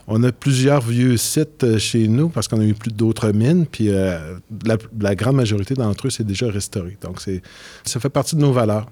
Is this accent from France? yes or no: no; Quebec City, Quebec, Canada; moved away as an adult; je viens de la ville de Québec.